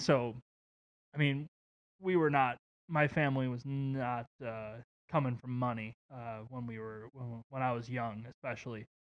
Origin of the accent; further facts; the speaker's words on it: Waukegan, Illinois, United States; where I grew up in Waukegan.